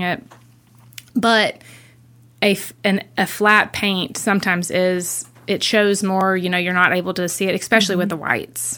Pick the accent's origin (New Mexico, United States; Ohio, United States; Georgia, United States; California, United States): Georgia, United States; Gainesville; moved away; we're originally from Gainesville, Georgia, just north of Atlanta